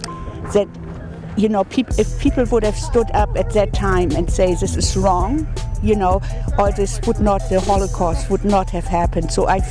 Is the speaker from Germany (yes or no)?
yes; Germany; moved away; I was born in Germany during the Second World War